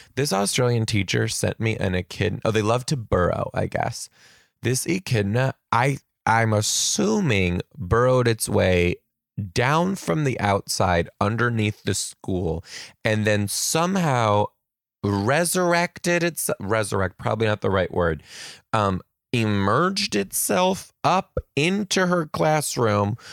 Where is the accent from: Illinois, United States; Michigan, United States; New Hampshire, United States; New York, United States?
Michigan, United States; now in Pacific Northwest, United States; I'm gonna be in Michigan, my home state